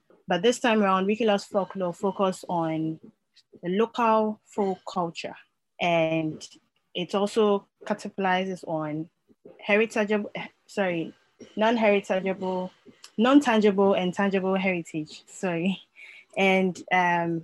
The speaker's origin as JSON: {"language": "English", "country": "Ghana", "said": "I'm a Ghanaian and a long-time Wikipedian"}